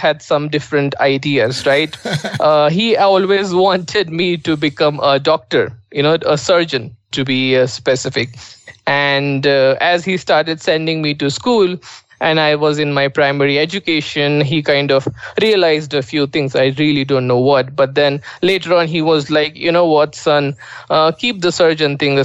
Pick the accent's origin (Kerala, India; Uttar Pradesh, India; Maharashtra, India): Maharashtra, India; Nashik; I was born and brought up in India and in a beautiful city called as Nasik